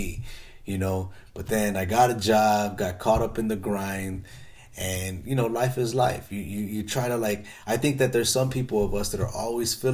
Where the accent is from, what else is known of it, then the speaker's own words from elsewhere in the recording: Chicago, Illinois, United States; I grew up in Chicago in the hood